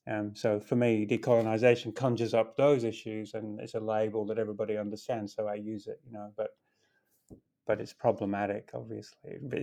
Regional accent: Philippines; moved away as an adult; also born or lived in Portugal / Malta / Finland / Singapore; now in Australia; So I grew up in the Philippines. I grew up in seven different countries, in fact, Portugal, Malta, Finland, the Philippines, Singapore, you know, as an expat kind of life. And I immigrated to Australia at 21.

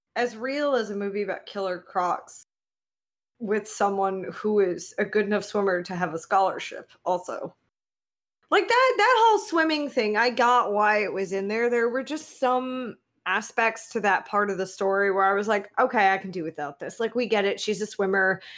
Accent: United States; as an American

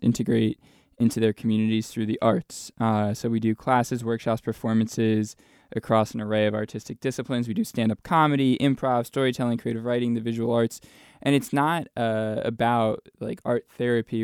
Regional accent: New Jersey, United States; moved away as an adult; also born or lived in Williamsburg, Virginia; now in Arlington, United States; from New Jersey. I grew up, uh, in North Jersey, uh, right outside uh, New York City

